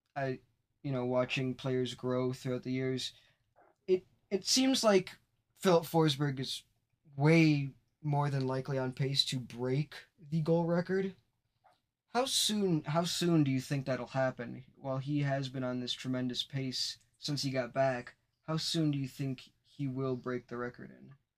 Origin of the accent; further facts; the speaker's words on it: Wisconsin, United States; I grew up in Wisconsin. I'm still in Wisconsin